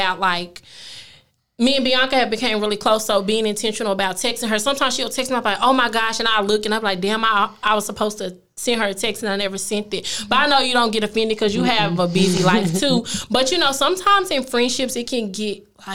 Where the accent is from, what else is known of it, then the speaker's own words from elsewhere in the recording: east side of Oklahoma, United States; moved away; also born or lived in Highland Hills, Dallas, Texas / Duncanville, Texas; Even where I'm from in Oklahoma, I'm literally from the east side of Oklahoma